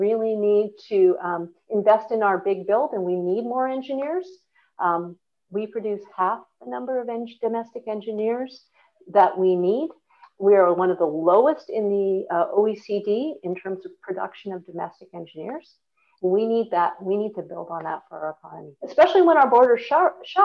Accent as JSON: {"language": "English", "town": "Vancouver", "region": "British Columbia", "country": "Canada", "moved": "as an adult", "lives_now": "Melbourne, Australia", "said": "as a Canadian coming from a very diverse and multicultural city in Vancouver"}